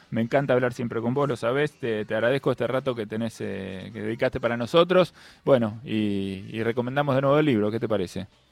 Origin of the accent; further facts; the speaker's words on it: La Plata, Buenos Aires Province, Argentina; soy nacido y criado en el Principado de La Plata